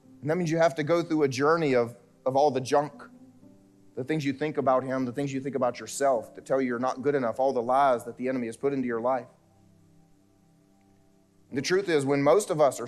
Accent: South Carolina, United States; moved away as an adult; I grew up here in South Carolina

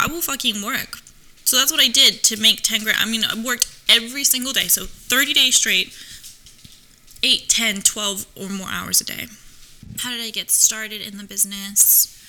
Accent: New York, United States; now in Los Angeles, United States; But I'm from New York and I understand the men there.

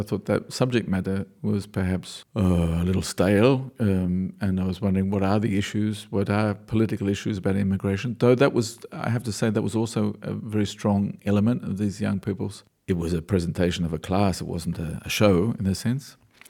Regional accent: Australia; I know I'm an Australian when I mumble, people always tell me, or I know Australians know I'm an Australian when occasionally my vowels bend

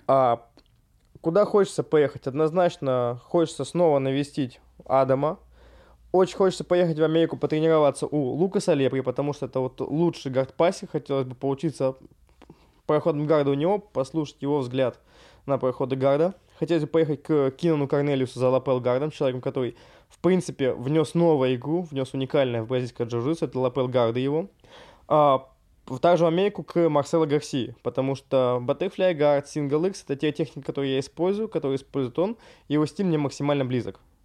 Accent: Russia

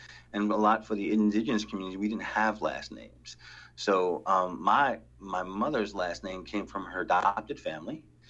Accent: New York City, New York, United States; Growing up in Brooklyn, you have that everywhere.

